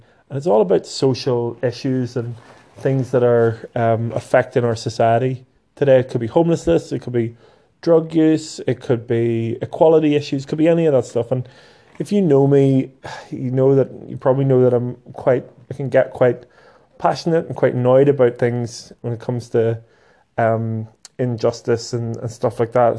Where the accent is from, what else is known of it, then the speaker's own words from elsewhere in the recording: Northern Ireland, United Kingdom; Here in Belfast